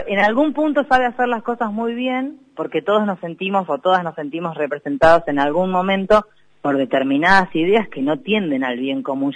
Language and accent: Spanish; Necochea, Buenos Aires Province, Argentina; soy de Necochea